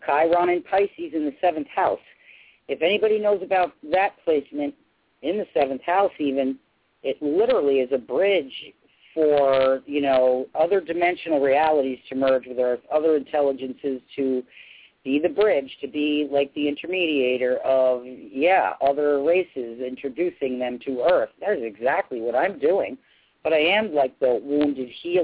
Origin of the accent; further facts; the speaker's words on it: New Rochelle, New York, United States; moved away as an adult; also born or lived in Eastchester, New York; now in Maine, United States; I was born and raised in New Rochelle, New York, and pretty much raised in Eastchester and New Rochelle most of my life